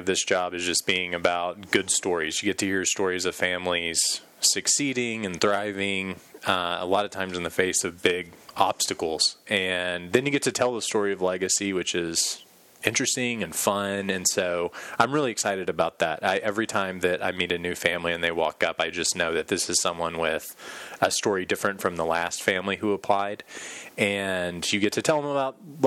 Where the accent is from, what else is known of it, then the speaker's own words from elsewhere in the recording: Amarillo, Texas, United States; also born or lived in Louisville; I'm married to my wife, Whitney. We're from Amarillo, helium capital of the world